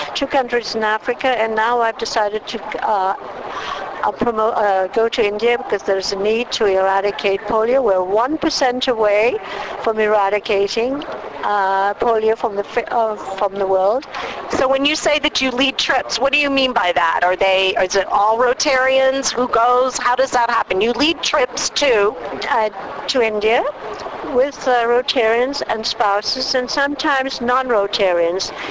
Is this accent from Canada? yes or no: yes; Cambridge, Ontario, Canada; I'm from Cambridge, Ontario, Canada.